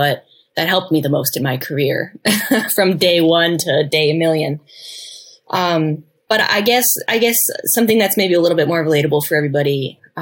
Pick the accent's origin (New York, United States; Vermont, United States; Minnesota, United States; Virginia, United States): Vermont, United States; now in California, United States; I grew up in Vermont